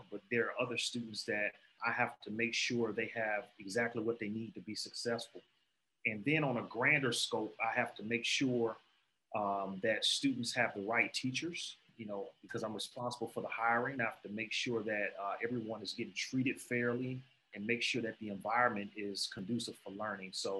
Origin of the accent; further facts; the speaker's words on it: Chicago, Illinois, United States; moved away as an adult; also born or lived in Atlanta, Georgia / Fort Valley, Georgia; now in Monroe County, United States; I'm originally from Chicago. I went to a high school called Kenwood Academy.